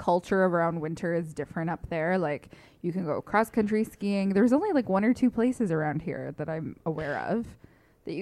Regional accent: Northern Ontario, Canada; moved away; I grew up in Northern Ontario

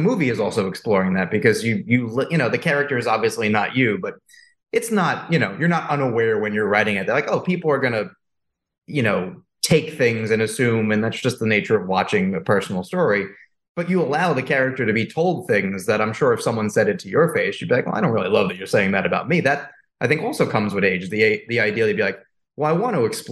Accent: New York, United States; I'm a guy from New York. I live in Brooklyn.

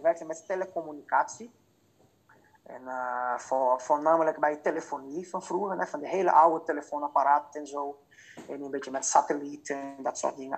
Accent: Fortaleza, Ceará, Brazil; Dutch is a second language; moved away as an adult; now in Netherlands; ik ben geboren en getogen in Fortaleza. En het Fortaleza bevindt zich in uh, Noordoost-Brazilië

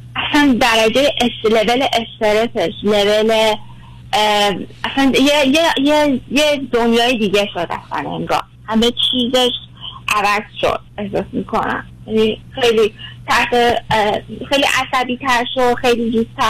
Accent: Iran; moved away as an adult; now in Canada; ما ایرانیم

